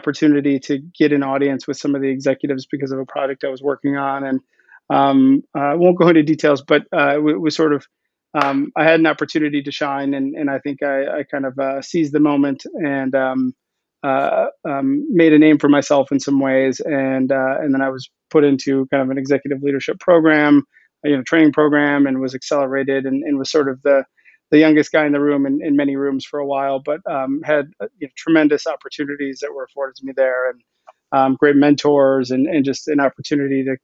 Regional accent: Milwaukee, Wisconsin, United States; I'm from Milwaukee. I was living in Milwaukee at the time

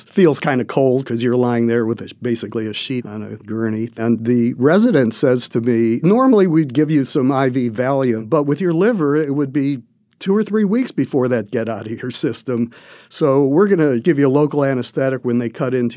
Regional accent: Cleveland, Ohio, United States; moved away; I came from Cleveland

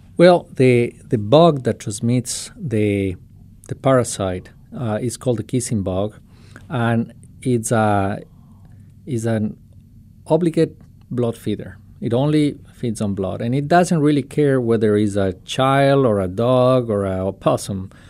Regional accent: Quito, Pichincha, Ecuador; moved away as an adult; now in Ohio, United States; I am, uh, originally from Ecuador. I was born in Quito

